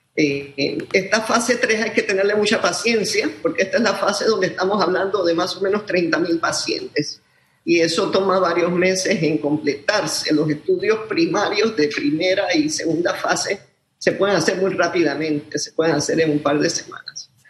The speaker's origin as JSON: {"language": "Spanish", "country": "Panama"}